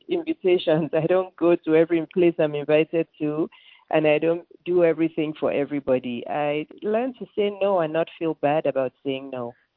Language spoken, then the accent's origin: English; Lagos, Nigeria; moved away as an adult; now in Atlanta, United States; I was born and raised in Lagos, Nigeria, which is in West Africa.